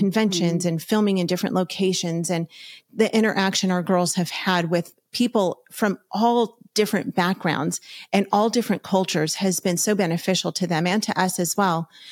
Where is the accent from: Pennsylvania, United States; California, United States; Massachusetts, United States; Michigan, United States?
California, United States; Los Angeles County; We're from Los Angeles County